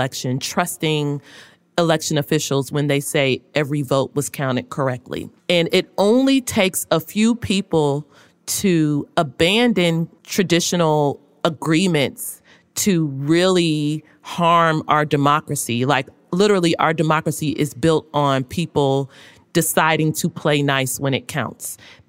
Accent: Louisville, Kentucky, United States; I am from Louisville, Kentucky. I went to Florida A&M, and then I started my career at a relatively small newspaper in Jacksonville, Florida.

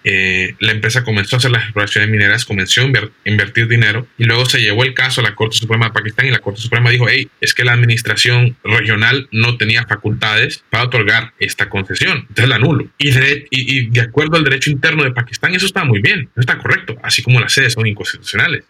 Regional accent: Honduras; vos y yo somos hondureños por nacimiento, por tanto somos nacionales del Estado de Honduras

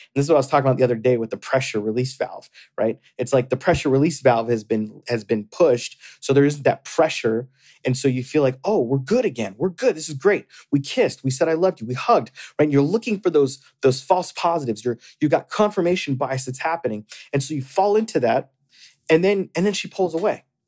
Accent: Florida, United States; moved away; I grew up in Florida

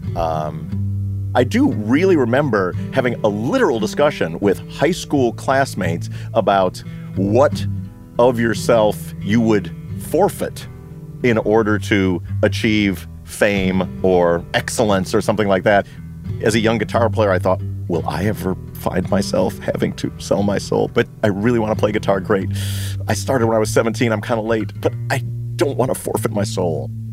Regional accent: Libertyville, Illinois, United States; my hometown of Libertyville

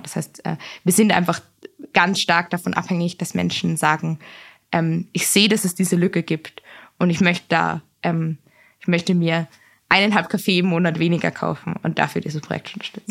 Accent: Vienna, Austria; Ich bin in Wien aufgewachsen

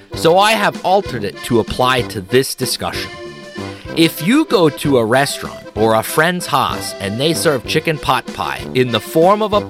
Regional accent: Pennsylvania Dutch, United States; For 300 years, we Pennsylvania Dutch have been serving and enjoying this truly delicious culinary delight

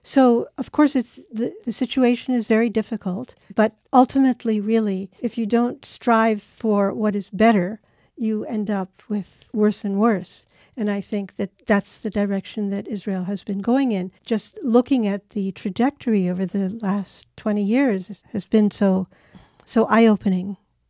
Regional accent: Japan; I grew up in Japan.

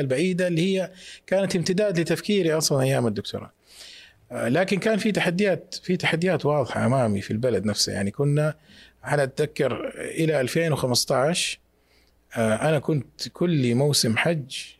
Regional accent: Mecca, Makkah Province, Saudi Arabia; born or raised there

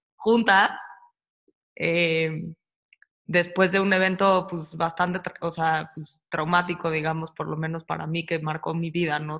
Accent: Mexico City, Mexico; moved away as an adult; also born or lived in Australia; yo también nací en la Ciudad de México

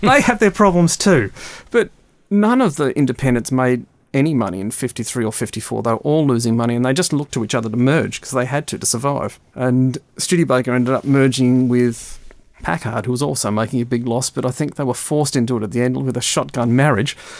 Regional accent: Melbourne, Victoria, Australia; Growing up in Melbourne, which was the back end of the world in the early 60s and the late 60s

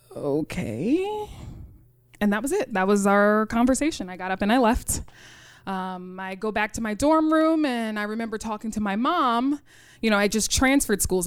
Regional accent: New York City, New York, United States; I grew up in Rochdale Village.

